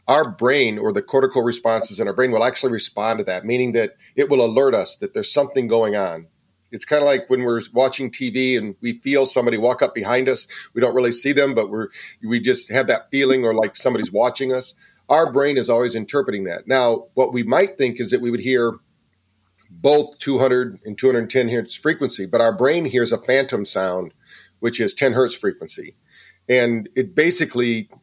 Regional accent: Battle Creek, Michigan, United States; also born or lived in San Francisco, California / Virginia Beach, Virginia; now in North Carolina, United States; I'm originally from Battle Creek, Michigan, and by way of San Francisco to here. I've lived in quite a few places.

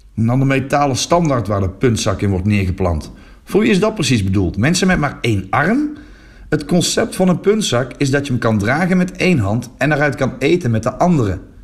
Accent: Netherlands; now in Flanders, Belgium; in mijn geboorteland

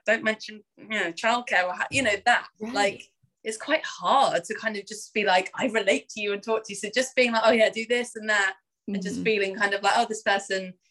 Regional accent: London, United Kingdom; I am from England, as you may hear, from London

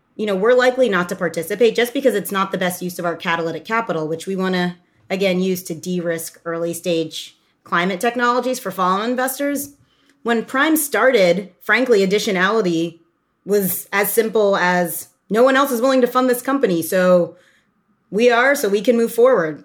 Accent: Doylestown, Pennsylvania, United States; moved away as an adult; also born or lived in New York / Oxford, United Kingdom; I grew up in the Philadelphia area in a small town called Doylestown, and I was the child of immigrants from Ghana.

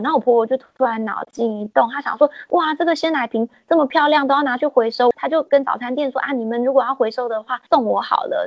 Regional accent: Puli, Nantou County, Taiwan; moved away as an adult; also born or lived in Taipei / London, United Kingdom; now in Fenglin, Taiwan; 因为我先生家在凤岭，然后我的家乡在埔里，我们都在台北工作

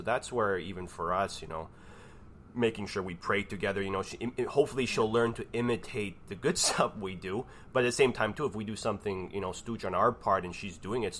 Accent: Canada; I'm Canadian.

